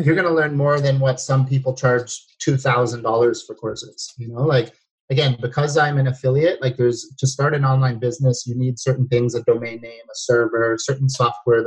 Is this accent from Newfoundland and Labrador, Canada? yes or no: no; Toronto, Ontario, Canada; I'm from Toronto as well, and I don't live in Toronto in the winters anymore